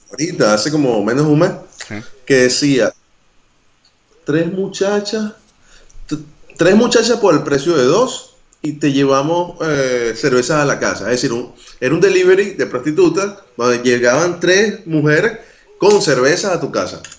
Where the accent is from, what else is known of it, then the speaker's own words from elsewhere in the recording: Venezuela; moved away; sí, salí de Venezuela y conquisté un culito internacional.